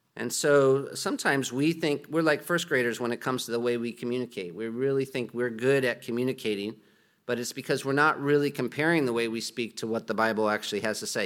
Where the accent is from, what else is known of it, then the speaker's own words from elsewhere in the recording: United States; moved away; I'm from America